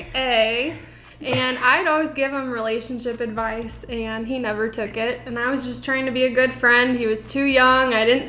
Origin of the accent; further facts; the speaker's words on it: Plainfield, Illinois, United States; I'm from Plainfield, Illinois. I'm about to be 25.